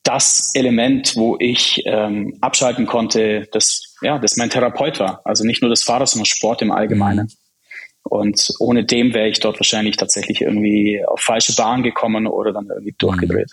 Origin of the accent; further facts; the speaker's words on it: Germany; German is a second language; also born or lived in Prague, Czech Republic; Erste Klasse war noch in Prag. Bin dann direkt nach Deutschland in die zweite Klasse gekommen. Ich konnte ja kein Deutsch.